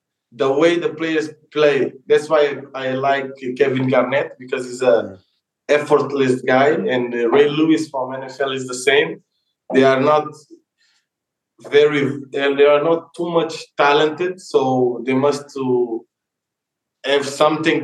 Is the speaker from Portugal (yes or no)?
yes; Portugal; moved away; I was born in Portugal